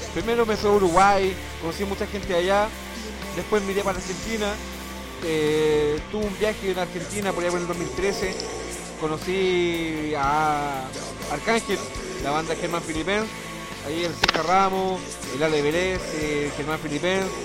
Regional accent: Chile; me considero un chileno

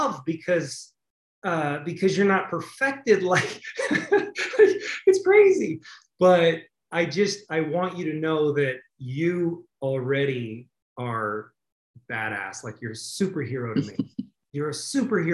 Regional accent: the West, United States; I grew up in the West

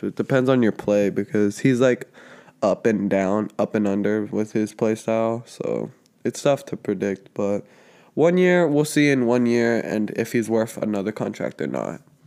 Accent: Georgia, United States; we're from Georgia

